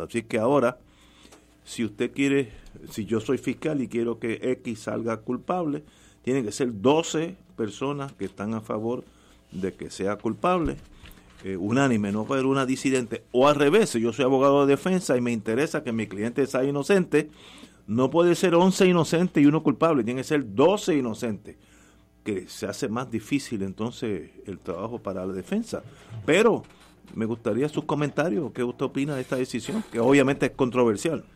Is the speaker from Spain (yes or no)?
no; San Juan, Puerto Rico; Yo que no salí de Río Piedra